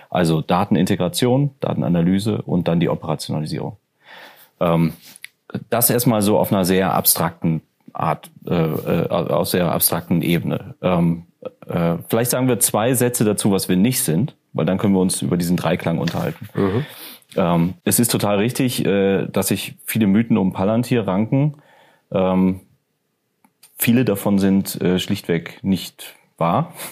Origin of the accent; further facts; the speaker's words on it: North Rhine-Westphalia, Germany; also born or lived in Ruhrgebiet; ich komme aus, aus dem Rheinland. Ja. Ähm, und ich bin stolzer Rheinländer.